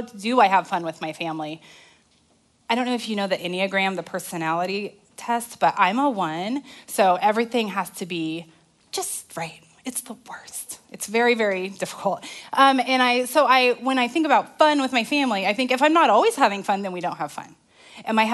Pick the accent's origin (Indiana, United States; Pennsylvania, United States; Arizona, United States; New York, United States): Arizona, United States; now in Texas, United States; I'm from Arizona